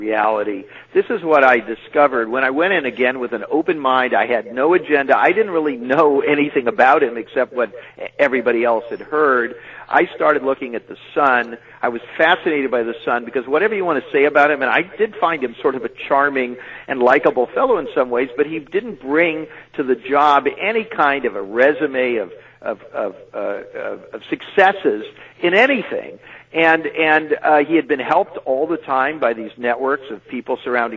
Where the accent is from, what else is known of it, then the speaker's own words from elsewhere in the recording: California, United States; moved away as an adult; now in New York City, United States; as a Californian